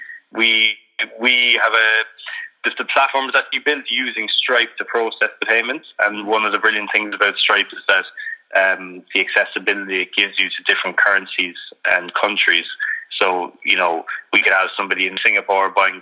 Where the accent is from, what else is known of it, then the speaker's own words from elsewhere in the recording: Cork, Munster, Ireland; I grew up in Cork in Ireland